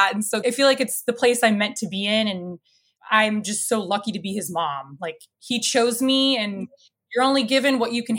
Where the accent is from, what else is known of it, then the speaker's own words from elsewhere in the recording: Barrington, Illinois, United States; also born or lived in Chicago, Illinois; I grew up in a northwest suburb called Barrington